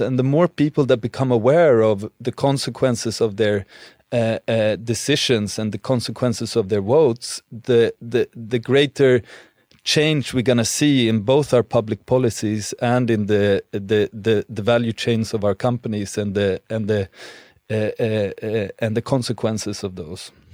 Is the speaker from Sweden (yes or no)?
yes; Sweden; moved away; growing up in Sweden